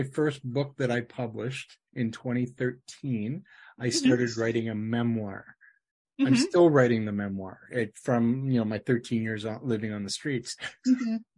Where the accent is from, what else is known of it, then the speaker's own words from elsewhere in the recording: Ottawa, Ontario, Canada; moved away as an adult; now in Alberta, Canada; I grew up in Ottawa